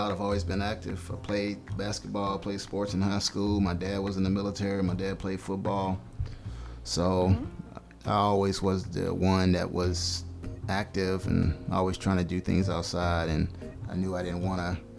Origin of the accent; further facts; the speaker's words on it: Louisiana, United States; moved away as an adult; also born or lived in South Korea; now in Fayetteville, United States; I grew up in Louisiana